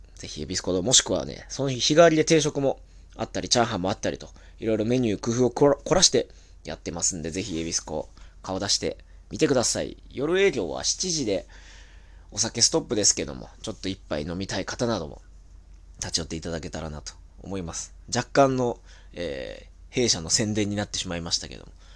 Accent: Tokyo, Japan; 東京生まれ東京育ち

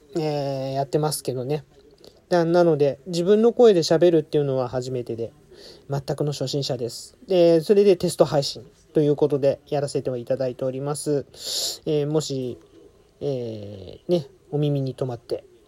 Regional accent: Adachi, Tokyo, Japan; 生まれも育ちも足立区でございます

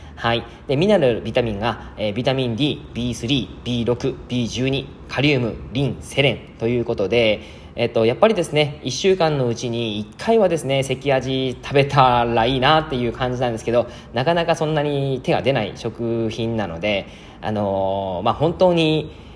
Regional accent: Yamagata, Japan; also born or lived in Kanagawa / Osaka / Miyazaki / Oita; now in Fukuoka, Japan; 僕はですね、えー、山形出身

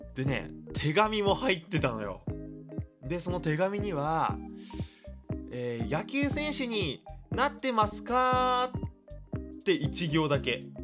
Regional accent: Iwate, Japan; 小学校のね、えー、メンバーでの飲み会があったんですよその岩手県のねほんと小学校って人数少ないんですよねで特に俺は田舎の出身だから

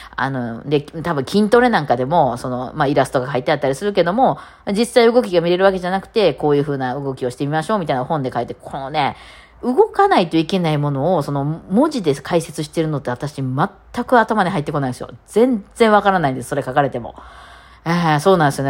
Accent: Kansai, Japan; accent: Kansai dialect; しかも私関西弁じゃないですか

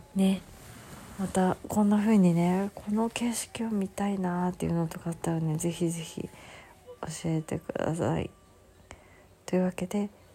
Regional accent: Hokkaido, Japan; moved away as an adult; now in Kanto, Japan; 北海道出身でもうね海が常にそばにあったんですね一番最初子供の時住んでた家は

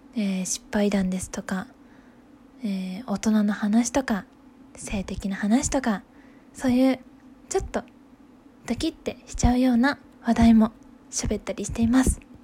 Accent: Hokuriku, Japan; moved away as an adult; 出身は北陸で、えー、2020年の春に U ターン就職で帰って、ま、地元に帰ってきたところです

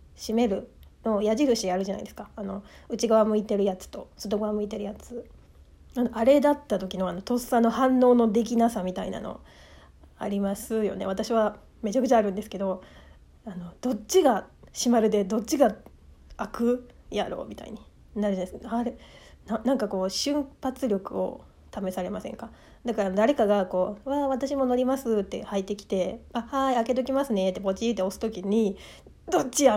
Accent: Mie, Japan; accent: Mie dialect; moved away; 私、出身が三重県なんですけども

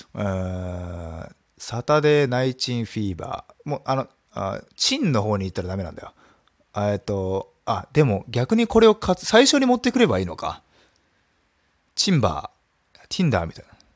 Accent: Nagasaki, Japan; ちなみに僕はそこで育ちました。

